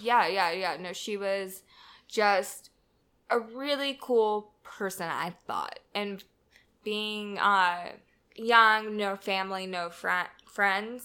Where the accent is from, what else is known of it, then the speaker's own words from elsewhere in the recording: Southern California, United States; moved away as an adult; now in Atlanta, United States; I am from Southern California.